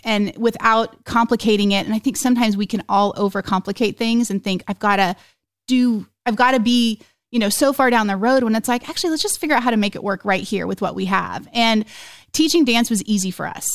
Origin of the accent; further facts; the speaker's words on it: Oklahoma, United States; we're from Oklahoma